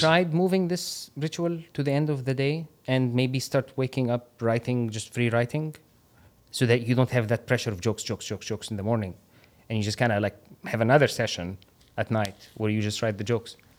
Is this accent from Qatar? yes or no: yes; Qatar; moved away; also born or lived in Egypt; I grew up in Qatar